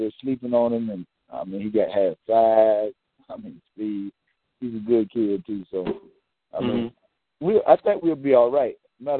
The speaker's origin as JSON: {"language": "English", "area": "Camden County", "region": "Georgia", "country": "United States", "said": "He didn't know I was from Camden."}